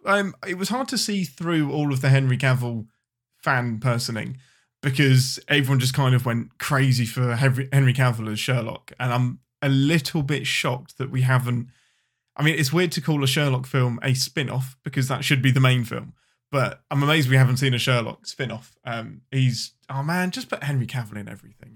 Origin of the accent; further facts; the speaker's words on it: England, United Kingdom; I'm your Englishman